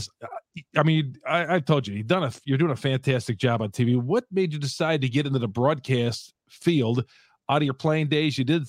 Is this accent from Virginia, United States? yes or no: no; Racine, Wisconsin, United States; moved away; I grew up in Racine, moved out of there.